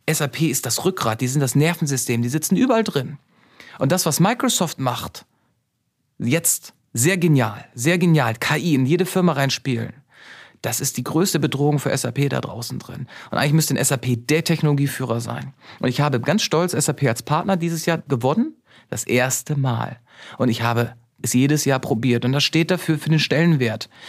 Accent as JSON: {"language": "German", "country": "Germany", "tie": "born or raised there", "said": "Und dass ich bin auf dem Land groß geworden, haben wir den Autoschlüssel im Auto stecken lassen."}